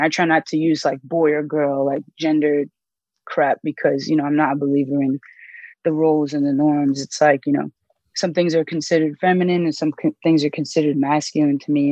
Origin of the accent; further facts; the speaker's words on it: the DMV, Maryland, United States; moved away as an adult; also born or lived in Miami, Florida / Texas; now in Colorado, United States; I moved to Maryland and I grew up in the DMV